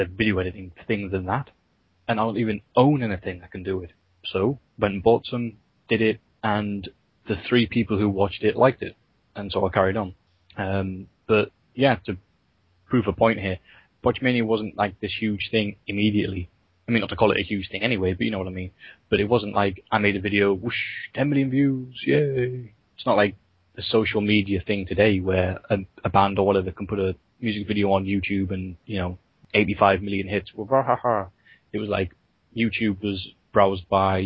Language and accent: English; United Kingdom; I am British